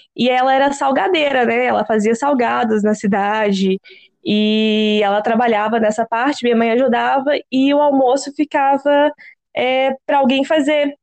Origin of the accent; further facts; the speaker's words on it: Minas Gerais, Brazil; eu sou mineira